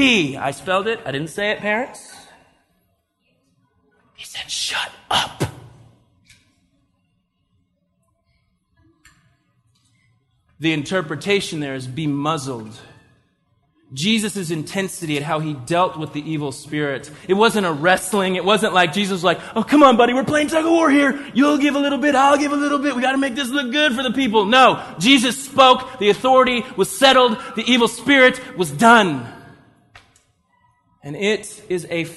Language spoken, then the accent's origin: English; United States; we're Western Christians, we're American Christians